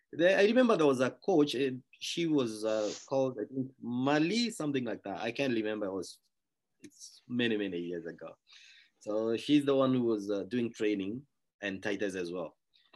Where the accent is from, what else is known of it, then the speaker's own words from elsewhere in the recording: Kenya; So I'm actually from Kenya. I'm actually a neighbor of Savage Wilderness. It's about 500 meters from where I live to the camp. And this is where I grew up. And this is where I went to school as well.